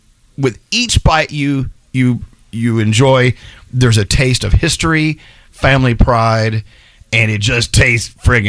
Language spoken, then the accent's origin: English; Texas, United States; moved away; when I was a kid growing up in Texas.